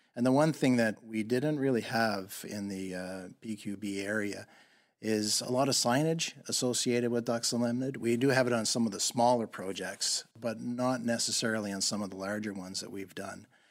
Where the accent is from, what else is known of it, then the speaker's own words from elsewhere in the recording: Crosstown, Nova Scotia, Canada; now in British Columbia, Canada; I grew up just outside of Lunenburg, Nova Scotia, in a small little town called Crosstown.